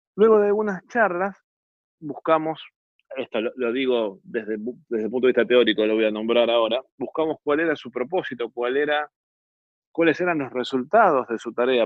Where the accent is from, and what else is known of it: Argentina